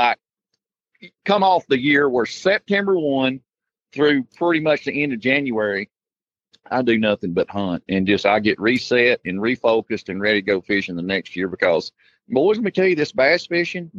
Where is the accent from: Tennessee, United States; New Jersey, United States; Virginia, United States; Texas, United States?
Tennessee, United States; Dayton; I grew up in Dayton, Tennessee, been there my whole life.